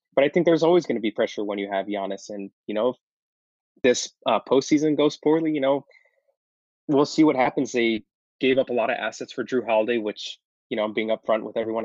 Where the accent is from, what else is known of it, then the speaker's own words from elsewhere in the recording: Los Angeles, California, United States; now in Arizona, United States; I was actually born and raised in Los Angeles